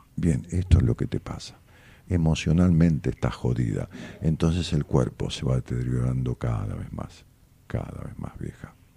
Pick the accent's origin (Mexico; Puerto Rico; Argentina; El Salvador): Argentina; Ramos Mejía, Buenos Aires Province; mi pueblo, en Ramos